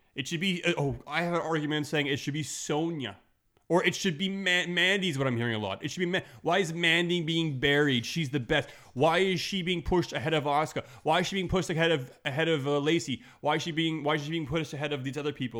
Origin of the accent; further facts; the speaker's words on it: Montreal, Quebec, Canada; I'm from Montreal